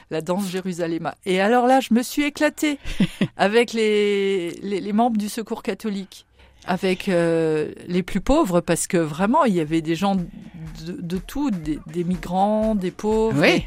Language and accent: French; Saint-Avold, Grand Est, France; moved away as an adult; now in Châlons-en-Champagne, France; Je viens de Saint-Avold en Moselle. Mon mari, mes enfants sont nés là-bas. Nous sommes euh, tous de là-bas et nous sommes venus en 99, en oui, 1999.